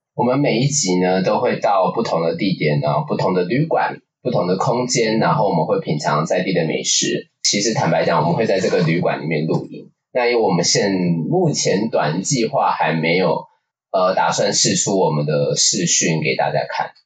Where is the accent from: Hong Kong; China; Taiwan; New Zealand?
Taiwan; Taipei; 我是土生土长的土台北人